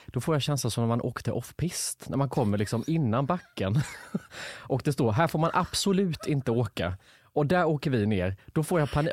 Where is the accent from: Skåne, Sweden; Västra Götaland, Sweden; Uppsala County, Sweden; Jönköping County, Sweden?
Jönköping County, Sweden; Lanna; now in Stockholm, Sweden; Jag kommer inte ens från Värnamo, jag kommer från Lanna, en by utanför där det bor typ 400 invånare